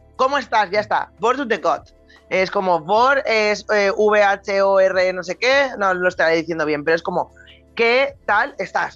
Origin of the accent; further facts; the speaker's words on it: Spain; also born or lived in Denmark; como español